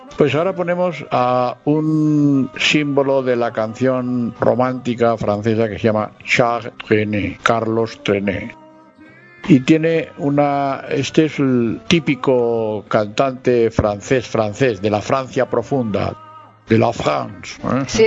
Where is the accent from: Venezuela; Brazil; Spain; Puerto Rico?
Spain; En nuestro país, aquí en España